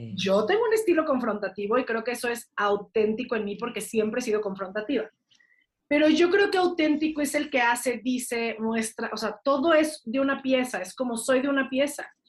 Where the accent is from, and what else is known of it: Mexico